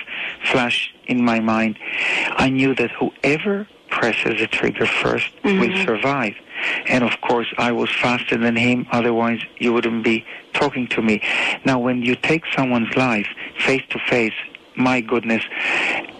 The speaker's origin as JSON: {"language": "English", "town": "Tel Aviv", "region": "Tel Aviv District", "country": "Israel", "tie": "born or raised there", "said": "I was born in Tel Aviv in Israel"}